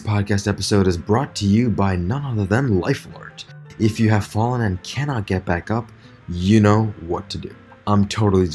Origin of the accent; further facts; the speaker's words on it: New York, United States; I am from New York